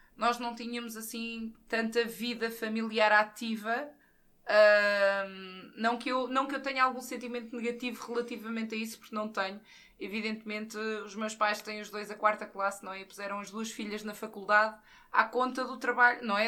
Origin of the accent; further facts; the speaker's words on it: Santa Catarina, Centro, Portugal; also born or lived in Caldas da Rainha; a minha terra de origem, Santa Catarina, é, está localizada a cerca de 15, 20 km de Caldas